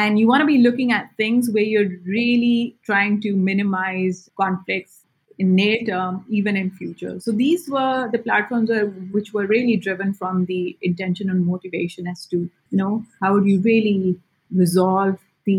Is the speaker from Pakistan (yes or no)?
yes; Pakistan; being Pakistani